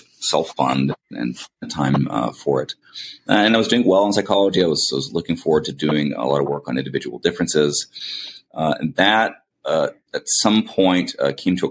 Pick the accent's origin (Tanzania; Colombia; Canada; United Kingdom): Canada; Langley, British Columbia; the area I grew up in was in Langley, British Columbia, Canada, in particular Fort Langley.